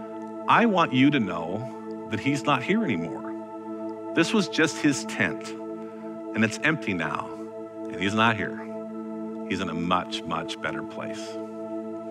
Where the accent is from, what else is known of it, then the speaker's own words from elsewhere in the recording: Vernonia, Oregon, United States; also born or lived in Parkrose, Portland, Oregon; I was born and raised out in Vernonia, Oregon